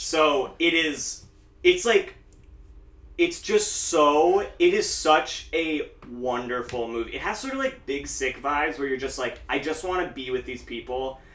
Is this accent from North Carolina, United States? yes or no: no; Williamsport, Pennsylvania, United States; my hometown of Williamsport